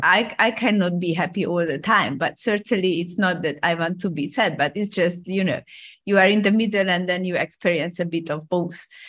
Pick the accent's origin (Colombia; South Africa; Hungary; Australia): Hungary; moved away as an adult; also born or lived in Rome, Italy; now in Hong Kong; I'm, I'm originally from Hungary